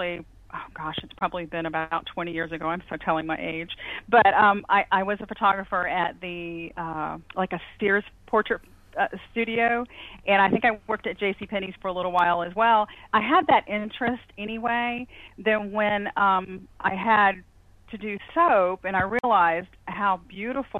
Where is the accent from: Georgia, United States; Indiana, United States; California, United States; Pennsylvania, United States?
Georgia, United States; now in Perry, United States; I'm actually originally from Georgia